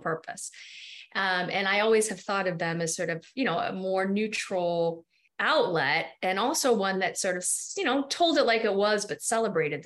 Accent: New York City, New York, United States; I grew up near Union Square

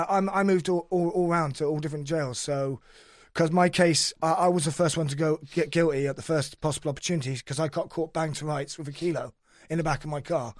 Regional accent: Cheltenham, South West England, United Kingdom; I'm from Cheltenham

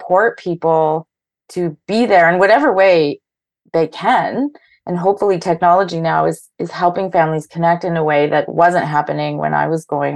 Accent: Thunder Bay, Ontario, Canada; now in Toronto, Canada; I live in Toronto and I grew up in Thunder Bay

